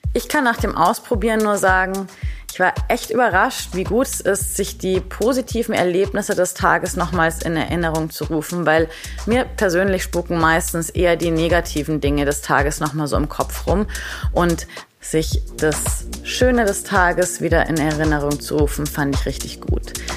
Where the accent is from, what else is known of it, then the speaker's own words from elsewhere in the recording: Munich, Bavaria, Germany; Ich sitze heute hier im wunderschönen München, meiner Heimat